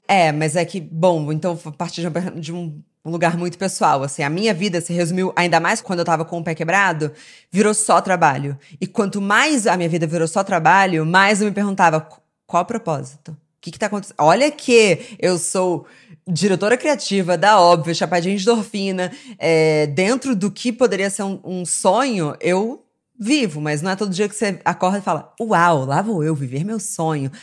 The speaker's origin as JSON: {"language": "Portuguese", "region": "Rio de Janeiro", "country": "Brazil", "tie": "born or raised there", "said": "eu cresci no Rio"}